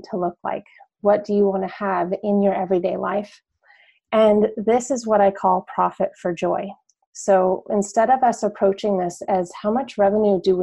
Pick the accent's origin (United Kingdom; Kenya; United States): United States; northern New Mexico; now in Washington, D.C., United States; I am from New Mexico originally. I'm from northern New Mexico